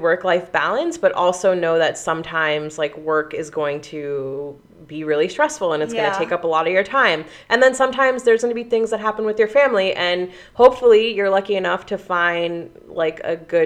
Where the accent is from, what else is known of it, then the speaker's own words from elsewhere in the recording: Pennsylvania, United States; I'm from Pennsylvania